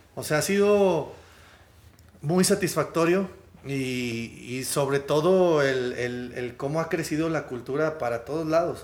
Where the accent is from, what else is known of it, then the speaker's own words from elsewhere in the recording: Monterrey, Nuevo León, Mexico; venimos de Monterrey, de México